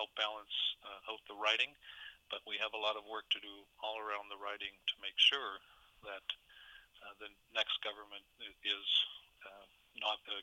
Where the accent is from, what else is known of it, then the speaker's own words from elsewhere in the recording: Kootenay region, British Columbia, Canada; So for me, it's like going home. It's my old region. I know people in all the communities